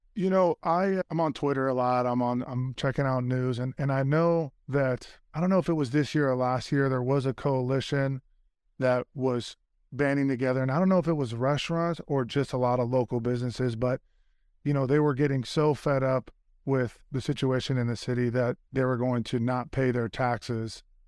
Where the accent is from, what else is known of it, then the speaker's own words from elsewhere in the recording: San Francisco, California, United States; we grew up in Fisherman's Wharf. Our family had a restaurant, crab restaurant.